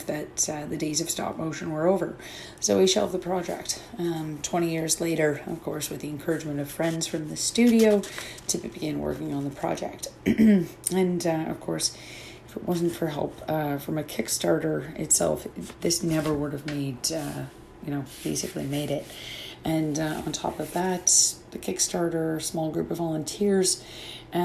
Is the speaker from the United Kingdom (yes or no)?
no; Canada; being a Canadian